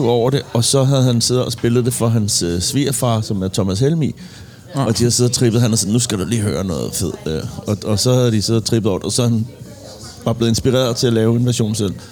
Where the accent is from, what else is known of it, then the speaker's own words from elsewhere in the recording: Copenhagen, Capital Region of Denmark, Denmark; Jeg er fra øh, Inderby og Christianshavn.